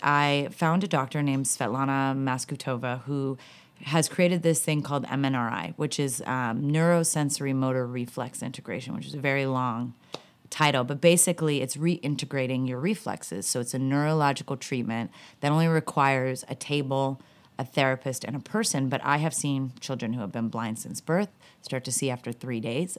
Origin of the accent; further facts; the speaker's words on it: Southern California, United States; Growing up in Southern California